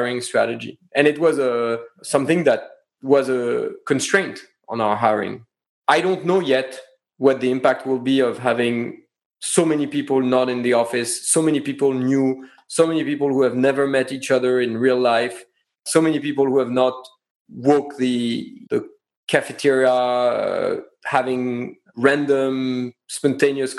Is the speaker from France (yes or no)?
yes; France; accent: French; English is a second language; moved away; my French accent